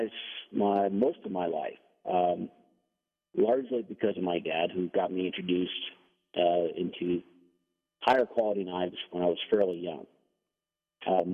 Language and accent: English; Denmark; English is a second language; now in United States; I'm from Denmark.